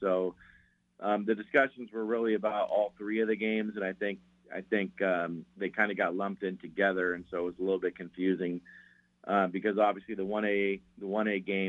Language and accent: English; Western Washington, United States; I'm from Western Washington. I've lived over here my whole life